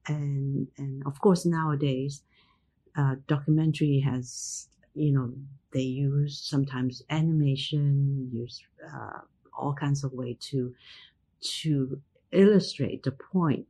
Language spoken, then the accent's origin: English; Hong Kong; moved away; also born or lived in United States; identity wasn't an issue when I grew up in Hong Kong